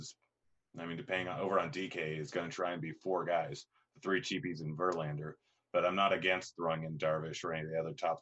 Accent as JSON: {"language": "English", "region": "Washington", "country": "United States", "accent": "Washington State", "said": "my accent, which is a Washington State accent."}